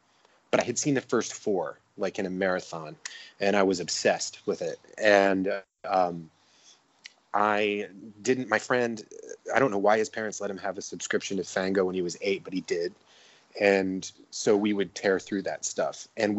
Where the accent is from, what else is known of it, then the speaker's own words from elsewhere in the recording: Georgia, United States; I grew up in the South. I grew up in Georgia, the suburbs of Atlanta. I was a military brat.